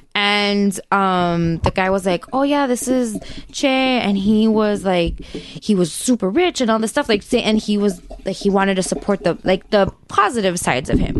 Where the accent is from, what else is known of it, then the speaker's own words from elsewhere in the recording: United States; we're from the United States